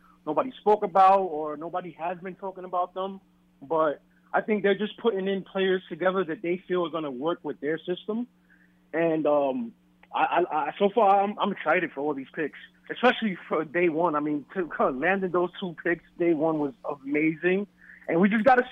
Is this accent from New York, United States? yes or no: yes; New York area, United States; we're from New York area